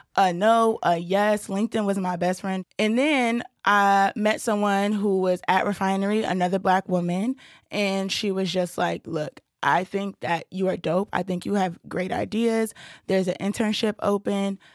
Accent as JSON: {"language": "English", "town": "Brooklyn", "region": "New York", "country": "United States", "tie": "born or raised there", "said": "I'm born and raised in Brooklyn, New York"}